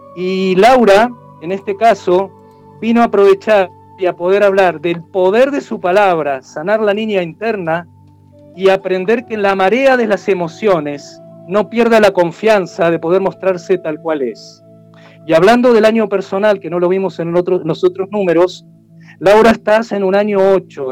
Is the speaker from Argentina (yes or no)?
yes; Argentina; now in Chile; O es como aquí en Chile, si bien yo soy argentino hace años que estoy